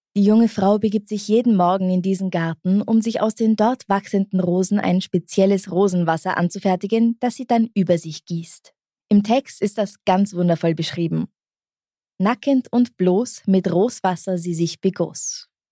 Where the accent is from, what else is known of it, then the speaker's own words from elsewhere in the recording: Bavaria, Germany; aus meiner Kindheit in Bayern